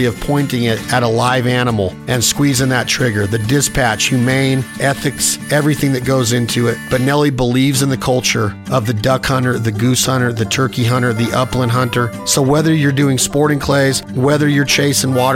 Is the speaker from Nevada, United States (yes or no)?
yes; Nevada, United States; here in my hometown, Nevada